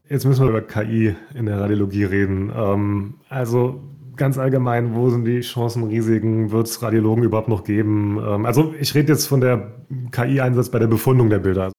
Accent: Saarland, Germany; aus meinem Heimatbundesland kommt, aus, aus dem wunderschönen Saarland

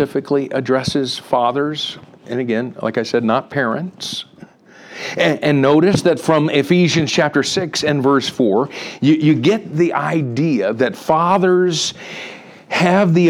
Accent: Miami, Florida, United States; now in Atlanta, United States; I grew up in Miami, Florida. I'm living right now in Atlanta

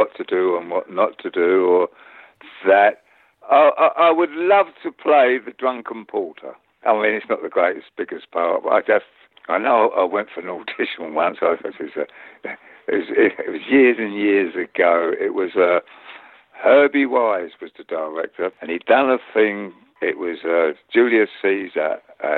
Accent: London, United Kingdom; accent: East End; I've got an East End face, working class face

